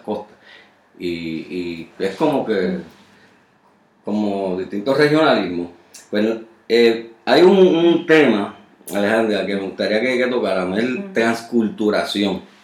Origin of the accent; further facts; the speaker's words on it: Puerto Rico; los que nunca abandonamos esta isla